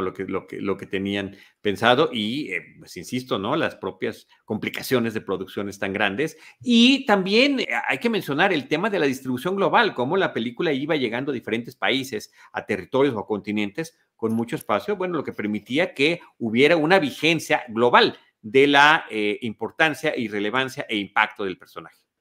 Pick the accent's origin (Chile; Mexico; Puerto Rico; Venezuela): Mexico; soy mexicano